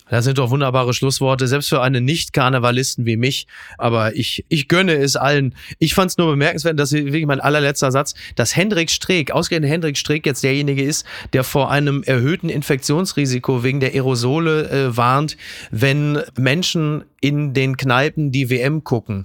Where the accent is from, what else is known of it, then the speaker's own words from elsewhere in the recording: North Rhine-Westphalia, Germany; ich bin selber aus NRW